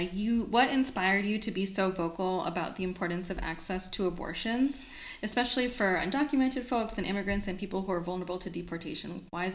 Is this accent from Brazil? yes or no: no; El Salvador; also born or lived in southern Arizona; now in Arizona, United States; this is episode 3. Radio Cachimbona is a podcast hosted by one Salvadorian, that's a Salvadoran Taurus, growing, healing, and storytelling in southern Arizona.